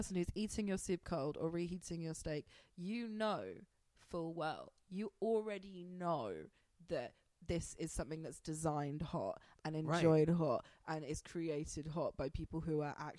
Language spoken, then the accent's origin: English; United Kingdom; I'm British.